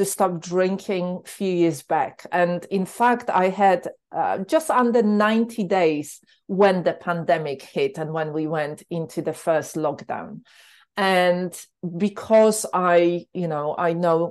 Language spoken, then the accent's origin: English; Poland; moved away as an adult; also born or lived in London; In Poland, I grew up with a lot of alcohol